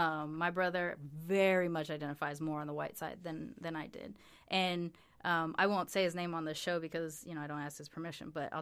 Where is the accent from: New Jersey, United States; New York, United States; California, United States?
California, United States; Long Beach; also born or lived in Sacramento; I'm originally from. Well, technically I was born in Sacramento, but I grew up in Long Beach.